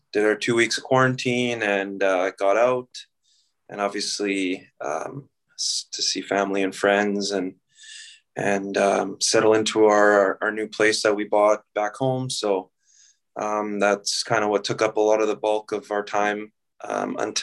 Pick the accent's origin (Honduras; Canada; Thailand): Canada; Burnaby, British Columbia; moved away as an adult; also born or lived in Fairbanks, Alaska, United States / Las Vegas, United States / Denmark / United Kingdom; now in Brasov, Romania; played my minor hockey all at in Burnaby, my hometown just outside of Vancouver